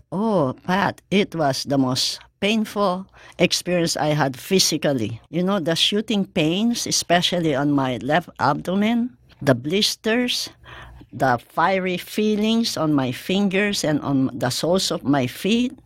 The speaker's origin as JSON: {"language": "English", "town": "Mandaluyong", "region": "Metro Manila", "country": "Philippines", "tie": "born or raised there", "also_born_or_lived": "Hawaii", "moved": "yes", "said": "my hometown in Mandaluyong Rizal, Philippines"}